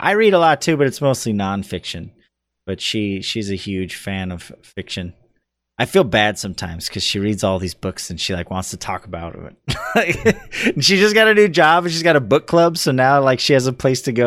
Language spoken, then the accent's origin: English; California, United States; also born or lived in Pocatello, Idaho; I'm a California boy.